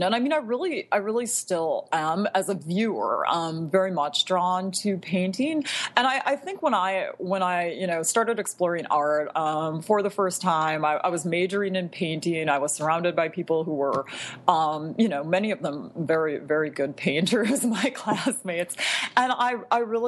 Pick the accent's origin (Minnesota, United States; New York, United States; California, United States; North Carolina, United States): Minnesota, United States; Bloomington; also born or lived in Providence, Rhode Island / Chicago, Illinois; I grew up in the Twin Cities, in a suburb of the Twin Cities, Bloomington, Minnesota